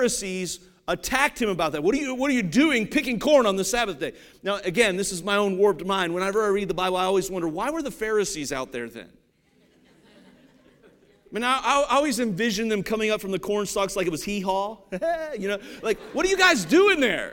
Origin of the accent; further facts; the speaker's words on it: Ohio, United States; I grew up in Ohio